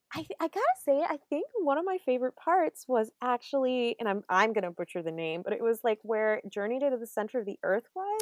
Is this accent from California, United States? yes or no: yes; Southern California, United States; I grew up in SoCal, but funny enough, and actually I, like, lived probably twenty-five minutes from Disneyland